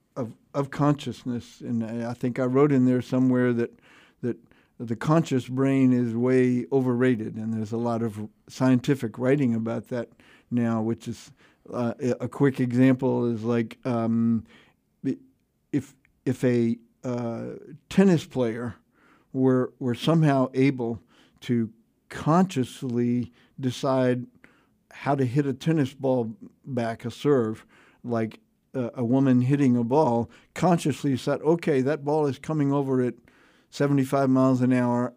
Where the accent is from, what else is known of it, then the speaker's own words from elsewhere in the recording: Houston, Texas, United States; American, you know, sort of English Isles, but three hundred years ago, American family in, in Houston, Texas